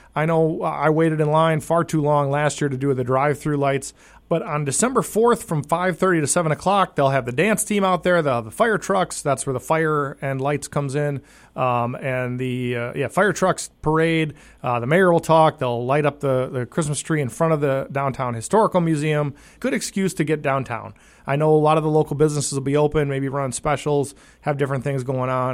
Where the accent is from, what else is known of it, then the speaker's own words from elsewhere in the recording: Wausau, Wisconsin, United States; moved away; I'm from Wausau.